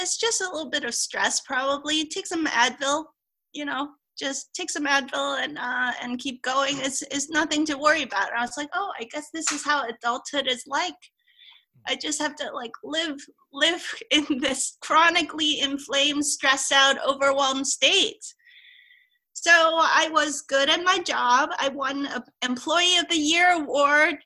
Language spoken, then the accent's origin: English; Hong Kong; I grew up in Hong Kong, which is a multicultural type of place